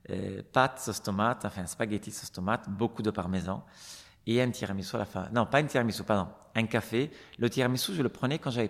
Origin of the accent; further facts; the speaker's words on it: Stockholm, Stockholm County, Sweden; born there; Et donc, en fait, je suis née à Stockholm, mais je n'ai